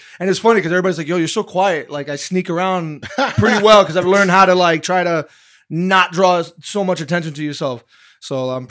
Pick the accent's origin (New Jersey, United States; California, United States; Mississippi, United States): New Jersey, United States; We're all from Hudson County. We all know